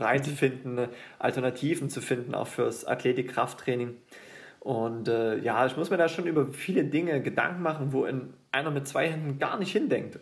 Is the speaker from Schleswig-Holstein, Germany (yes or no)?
no; Döbeln, Saxony, Germany; now in Leipzig, Germany; Ich bin ja nicht mal gebürtiger Leipziger, ich komme ja ursprünglich aus Döbeln